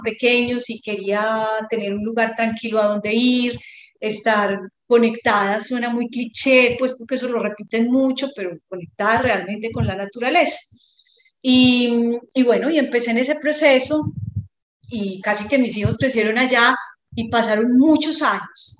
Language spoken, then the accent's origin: Spanish; Medellín, Antioquia, Colombia; moved away as an adult; now in Montería, Colombia; yo soy de Medellín, pero hace casi 20 años estoy en estas tierras de Córdoba y mm, llegué a Montería